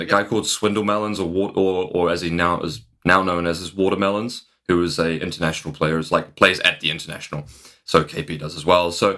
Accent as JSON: {"language": "English", "country": "New Zealand", "also_born_or_lived": "San Francisco, United States", "moved": "as an adult", "lives_now": "United Kingdom", "said": "I moved back from San Francisco. My family's, like, in technology and more like that, and I moved back to New Zealand"}